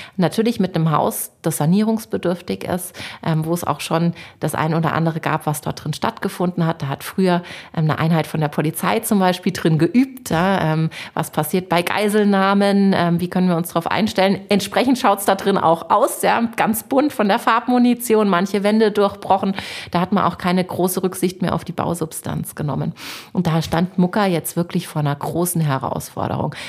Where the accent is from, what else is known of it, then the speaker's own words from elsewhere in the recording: Munich, Bavaria, Germany; ich bin in der Stadt geboren